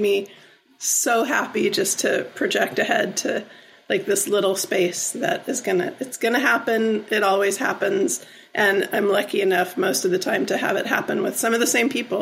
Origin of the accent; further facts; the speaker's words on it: Southern California, United States; now in Ben Lomond, United States; I grew up in Southern California